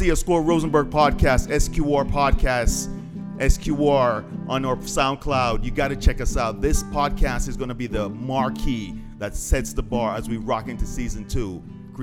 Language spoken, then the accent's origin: English; Jamaica; I'm Jamaican